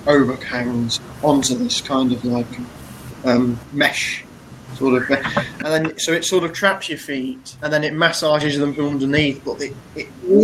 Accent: Cromer, East of England, United Kingdom; He said, a place called Cromer.

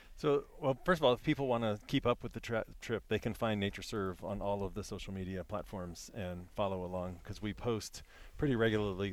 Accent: Virginia, United States; I'm from Virginia

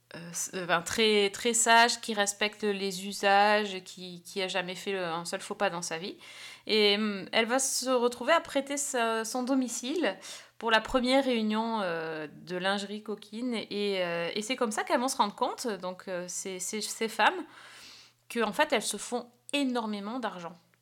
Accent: France; chez nous en France

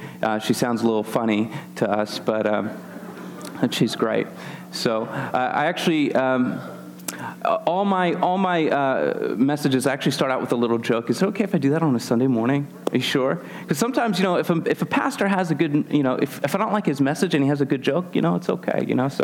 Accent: Philadelphia, Pennsylvania, United States; moved away; I'm actually born and raised in the Philadelphia area

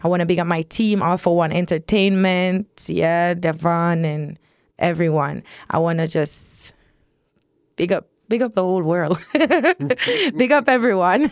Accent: Spanish Town, Saint Catherine, Jamaica; I'm from Spanish town

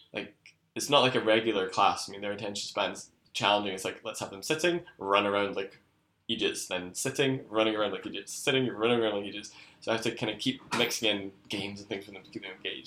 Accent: Scotland, United Kingdom; I was back in Scotland

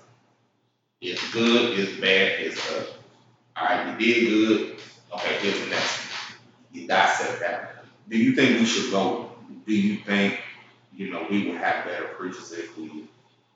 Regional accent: Chicago, Illinois, United States; now in Clarksville, United States; I'm from Chicago

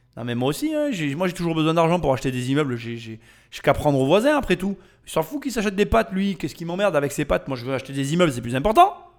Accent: Chèvremont, Bourgogne-Franche-Comté, France; je suis de Chèvremont

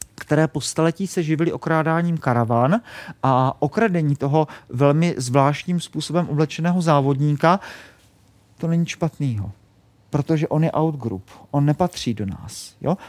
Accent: Lechovice, South Moravian Region, Czechia; já jsem z Jižní Moravy a, a kdybyste někdy přijeli k nám do Lechovic

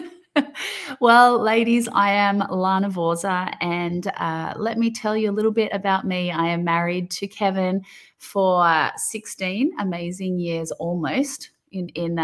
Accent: Australia; accent: thick Aussie; my thick Aussie accent.

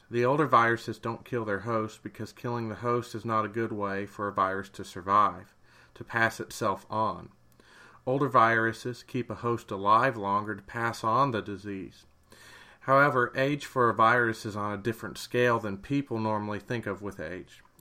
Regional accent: Maysville, Kentucky, United States; also born or lived in Knoxville, Tennessee; I was born and raised in Maysville

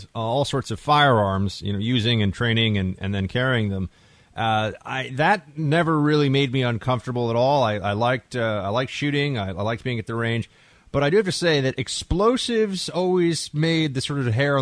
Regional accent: New York City, New York, United States; We grew up together here in New York City

